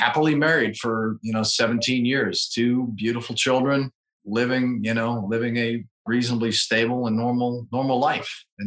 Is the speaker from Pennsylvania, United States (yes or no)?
yes; Pittsburgh, Pennsylvania, United States; moved away as an adult; also born or lived in Louisville, Kentucky / North Carolina; now in Charleston, United States; Originally from the Pittsburgh, Pennsylvania area